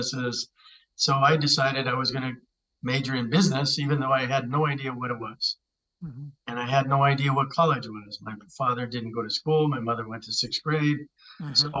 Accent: Cheyenne, Wyoming, United States; I grew up in Cheyenne, Wyoming. My family's roots are in northern New Mexico

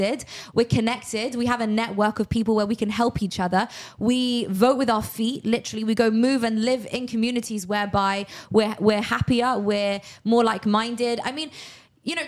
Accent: United Kingdom; now in Miami, United States; as a British person

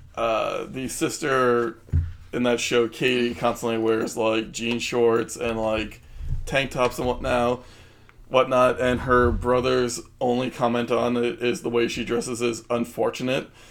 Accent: New Jersey, United States; we're from Jersey

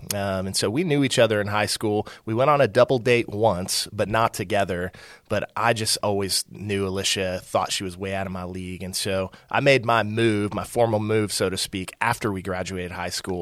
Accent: Aledo, Texas, United States; I'm from a small town that's now a big town, Alito, uh, just west of Fort

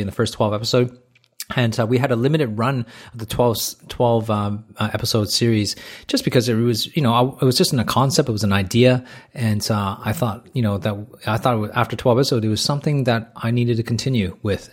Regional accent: Toronto, Ontario, Canada; moved away as an adult; now in Australia; I grew up in a country where, in, in Toronto, a big city, which is right next door to United States.

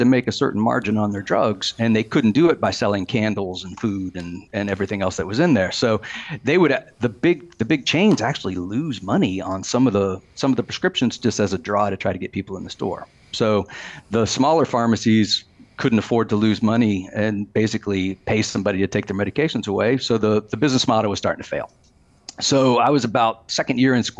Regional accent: Kentucky, United States; I grew up in Kentucky

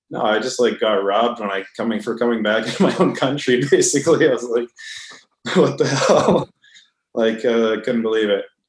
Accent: Vancouver, British Columbia, Canada; also born or lived in Edmonton, Alberta; I was born in Edmonton, but I grew up in Vancouver

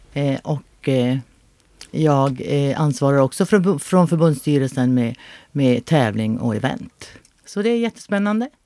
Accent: Luleå, Norrbotten County, Sweden; moved away as an adult; also born or lived in Örebro; jag är född i Luleå och jag har bott i Luleå i många, många, många, många år

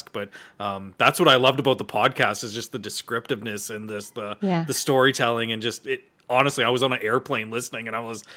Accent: Edmonton, Alberta, Canada; I grew up on the north side of Edmonton.

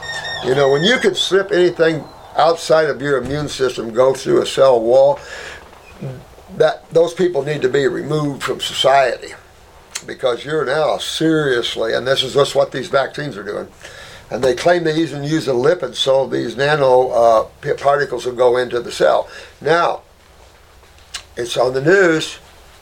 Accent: Indiana, United States; And I come from Indiana

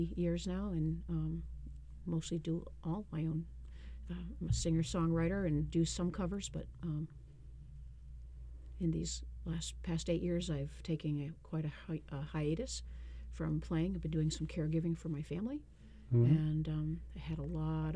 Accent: Lewiston, Maine, United States; now in Brunswick, United States; originally, I am a Mainer, Lewiston, Auburn.

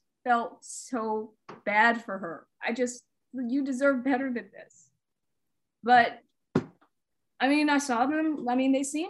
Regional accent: Atlanta, Georgia, United States; now in Portland, United States; I'm from Atlanta

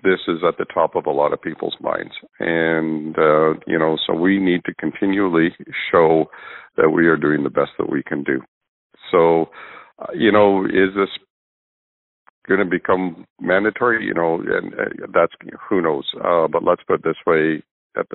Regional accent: Northern Alberta, Canada; I'm from Northern Alberta

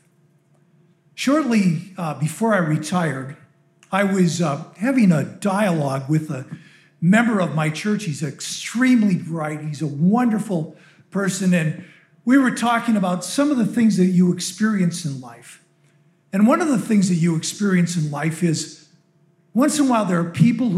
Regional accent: Minnesota, United States; moved away as an adult; now in Arizona, United States; I'm originally from Minnesota

